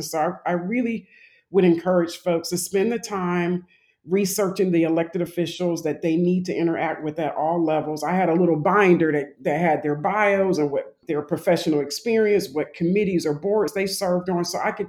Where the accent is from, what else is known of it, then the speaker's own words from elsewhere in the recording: Jacksonville, Florida, United States; I'm originally from Jacksonville, Florida, and that's where most of my family lives.